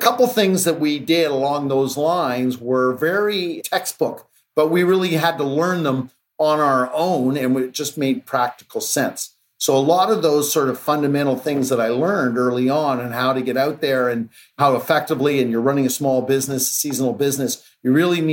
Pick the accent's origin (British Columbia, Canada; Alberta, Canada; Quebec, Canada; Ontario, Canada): Quebec, Canada; Mont-Tremblant; I grew up in Quebec and in a small town called Mont-Tremblant